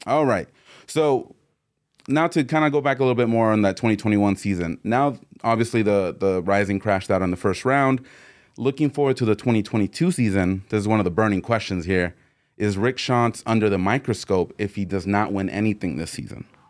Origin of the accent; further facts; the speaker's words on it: Mexico; I'm from Mexico.